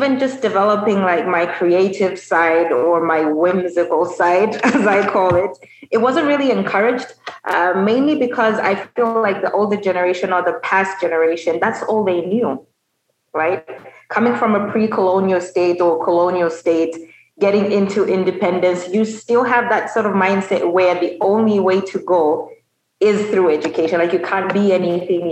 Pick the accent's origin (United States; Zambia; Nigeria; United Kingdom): Zambia; Lusaka, Lusaka Province; also born or lived in South Africa / Chingola; I am Zambian. I am the third of three babies, so three children. I grew up mostly in Lusaka